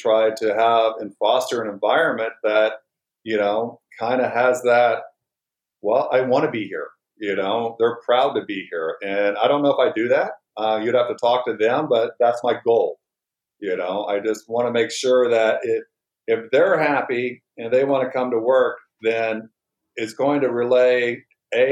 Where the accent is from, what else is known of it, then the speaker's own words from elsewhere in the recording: Indiana, United States; now in Phoenix, United States; here in Phoenix because, well, I'm a person from Indiana